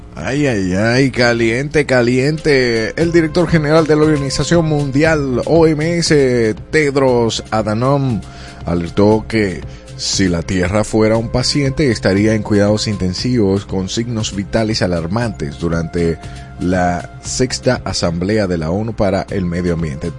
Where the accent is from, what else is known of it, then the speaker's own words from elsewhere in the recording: Dominican Republic; aquí en República Dominicana